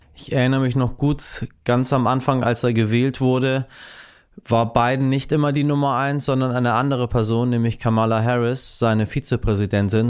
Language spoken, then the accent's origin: German; Germany; bei uns in Deutschland